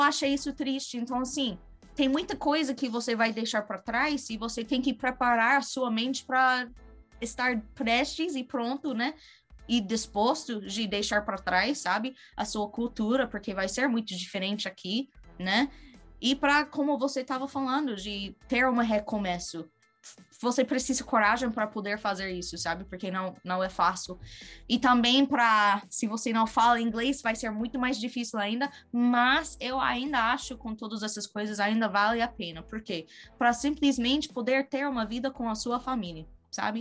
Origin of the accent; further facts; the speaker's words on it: United States; Portuguese is a second language; also born or lived in Brazil / Australia; eu sou norte-americana